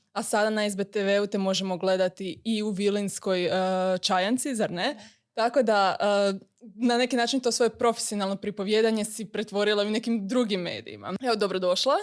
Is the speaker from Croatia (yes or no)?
yes; Croatia; kod nas u Hrvatskoj